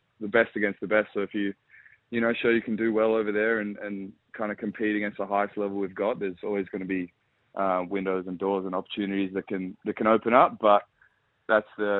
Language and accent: English; Perth, Western Australia, Australia; moved away as an adult; now in Adelaide, Australia; I'm from Perth originally, so I grew up in Perth and then made the move to Adelaide 3 years ago.